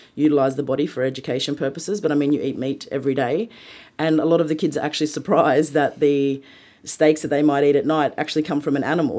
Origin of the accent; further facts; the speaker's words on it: Sydney, New South Wales, Australia; also born or lived in Walgett; I was born in Sydney, but, um, my mother migrated from England when she was sixteen years old and met my family, and she moved to Sydney to become a nurse, and my father followed her down here, and I was born down here. So I spent nine months of the year down here with my mum, uh, doing my schooling